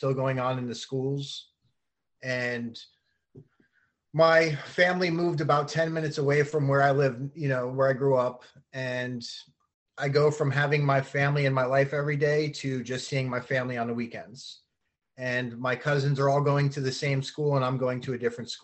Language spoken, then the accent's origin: English; Keyport, New Jersey, United States; also born or lived in Union Beach, New Jersey; I was born in New Jersey, and I come from a very big family there